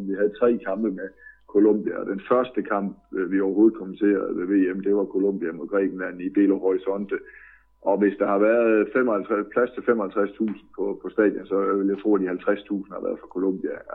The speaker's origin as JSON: {"language": "Danish", "area": "Southern Jutland", "region": "Southern Denmark", "country": "Denmark", "tie": "born or raised there", "said": "jeg har jeg vokset op i Sønderjylland, så jeg har altid set meget fodbold tysk tv"}